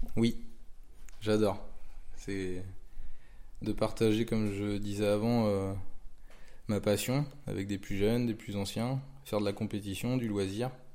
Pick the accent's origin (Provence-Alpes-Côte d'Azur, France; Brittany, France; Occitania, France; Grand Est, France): Brittany, France; Pontivy; Je suis originaire de Pontivy, dans le Morbihan.